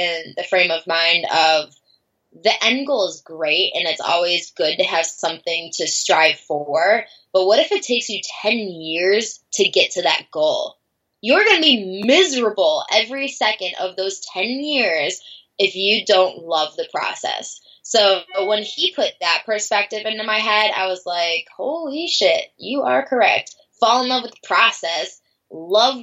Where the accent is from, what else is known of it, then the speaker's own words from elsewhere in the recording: Buffalo, New York, United States; Growing up in Buffalo, New York, it's very, you know, black and white